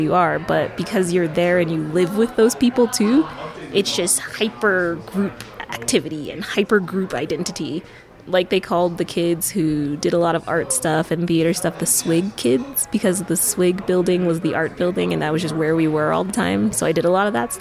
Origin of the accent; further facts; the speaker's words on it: United States; I grew up in America